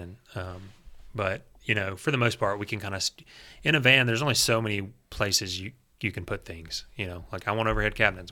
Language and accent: English; Gardendale, Alabama, United States; I grew up in Gardendale.